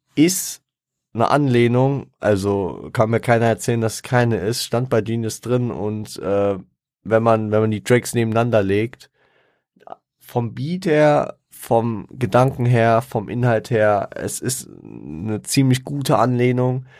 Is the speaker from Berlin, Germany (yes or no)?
no; Frankfurt, Hesse, Germany; da ich stolzer Frankfurter bin. Ich bin, ich bin auch froh hier, ich, ich liebe Frankfurt